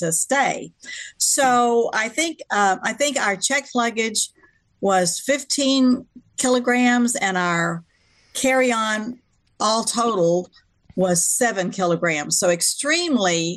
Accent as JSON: {"language": "English", "region": "Texas", "country": "United States", "said": "I'm from Texas"}